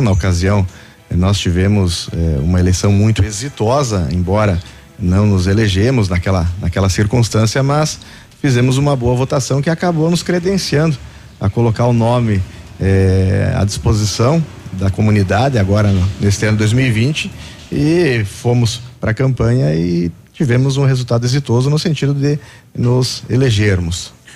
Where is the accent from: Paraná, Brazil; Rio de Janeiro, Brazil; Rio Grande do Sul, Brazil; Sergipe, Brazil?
Paraná, Brazil; Coronel Vivida; Sou natural de Coronel Vivida